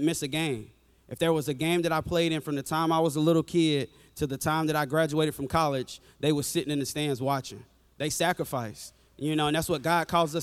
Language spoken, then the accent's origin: English; an hour from Tuscaloosa, the South, United States; we're from the South. We kind of don't go to anybody else's church. You kind of just go to your church, you know. So my hometown is only an hour from here